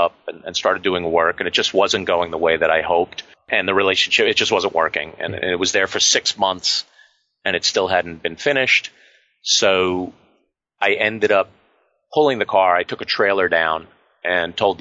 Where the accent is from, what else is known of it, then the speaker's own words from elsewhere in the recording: Westchester, New York, United States; As a 15-year-old, growing up in Westchester